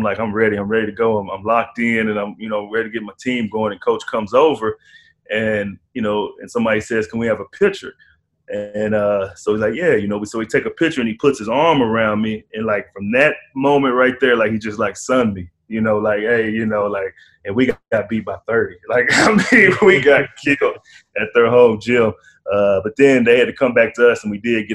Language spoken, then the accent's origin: English; Irving, Texas, United States; also born or lived in Dallas, Texas; Childhood, was in Dallas area, went to school in Irving. My mom was, it was me and my mom in Irving, and my dad, was in Dallas area. So, you know, stayed in Irving, went to Irving High School